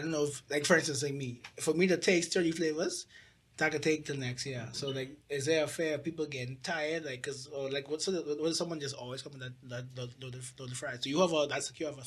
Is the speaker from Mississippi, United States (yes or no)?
no; Georgia, United States; I'm from Georgia